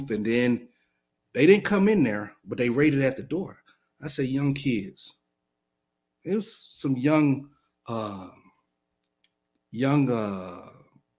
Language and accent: English; Alabama, United States; I'm from Alabama